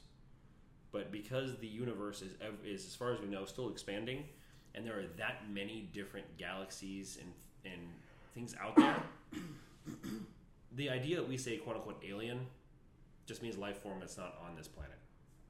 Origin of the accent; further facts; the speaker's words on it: Las Vegas, Nevada, United States; moved away; I'm from Las Vegas